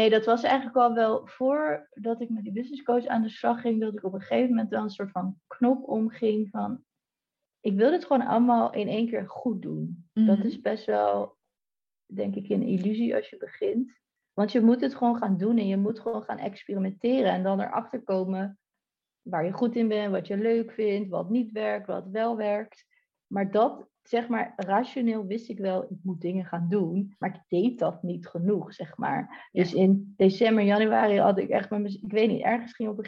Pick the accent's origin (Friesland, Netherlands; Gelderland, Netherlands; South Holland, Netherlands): South Holland, Netherlands; Delft; We hebben nu ja, via, via een appartement eh, gehuurd okay. in eh, Delft. Ik kom oorspronkelijk uit Delft